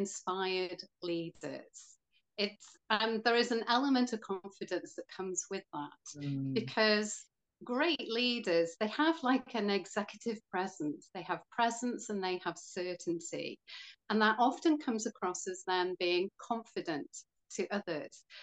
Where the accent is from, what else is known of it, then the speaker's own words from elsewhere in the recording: Wales, United Kingdom; also born or lived in Florida / Greece; I'm from Wales